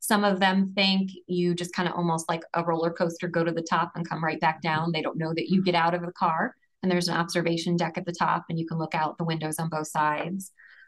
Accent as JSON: {"language": "English", "town": "St. Louis", "region": "Missouri", "country": "United States", "tie": "born or raised there", "said": "Growing up in St. Louis, anytime you go away, even a couple hours, and you drive back into town and you see the arch, you just have this immediate warm feeling of home."}